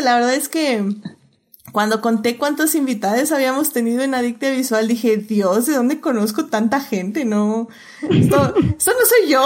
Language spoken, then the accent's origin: Spanish; Mexico; como mexicanos, como personas que vivimos en México